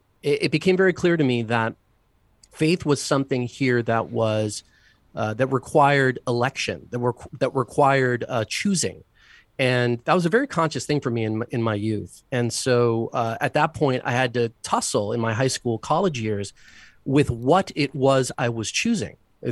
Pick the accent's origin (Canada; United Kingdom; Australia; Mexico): Mexico; also born or lived in Buenos Aires, Argentina / Caracas, Venezuela / US Virgin Islands; now in United States; My father ran the Latin American and Caribbean part of a big bank. So I grew up in Mexico, in Buenos Aires, in Argentina, where our Holy Father is from. I spent some years in Caracas, in Venezuela, and spent some years in the U.S. Virgin Islands as well